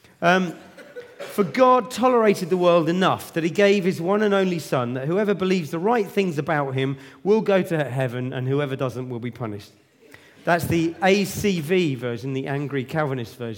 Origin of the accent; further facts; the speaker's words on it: Luton, East of England, United Kingdom; now in Southampton, United Kingdom; Originally, I come from Luton